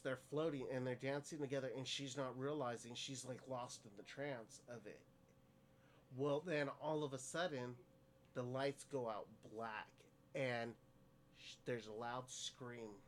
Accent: Stockton, California, United States; I grew up in Stockton

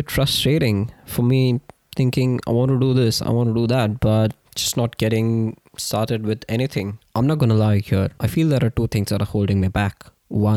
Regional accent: India; moved away as an adult; born and raised in India

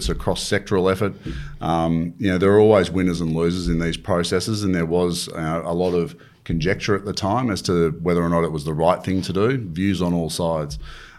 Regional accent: Wagga Wagga, New South Wales, Australia; now in North Queensland, Australia; I am a Blues supporter and I suffer the slings and arrows that you get up here in North Queensland.

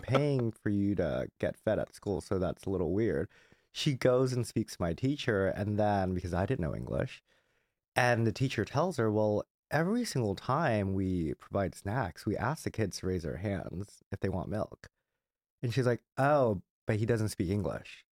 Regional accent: Southern California, United States; I grew up in Southern California.

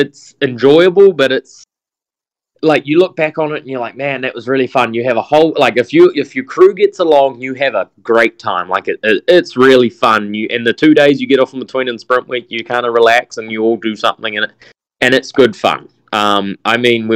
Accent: New Zealand; I was this kid from New Zealand

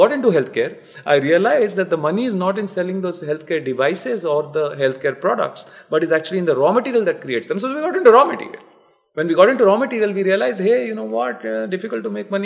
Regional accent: Cuttack, Odisha, India; I am from Cuttack, which is like a tier 3 town, but 1,000 years old

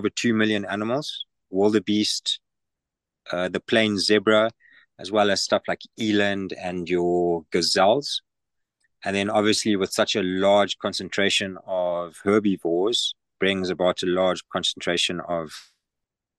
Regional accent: Zimbabwe; moved away as an adult; now in Tanzania; I am from Zimbabwe, born and raised

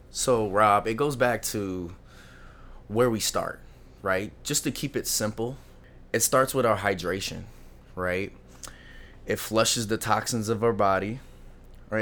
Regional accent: Lancaster, California, United States; I was born and raised in Lo, uh, Lancaster, California

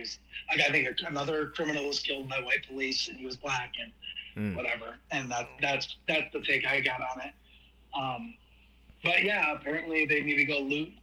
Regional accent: Cleveland, Ohio, United States; I grew up in Ohio. That's where I'm from. I'm from Cleveland

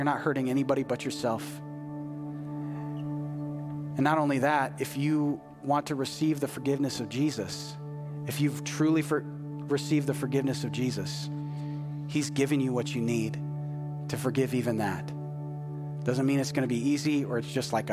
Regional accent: United States; as an American

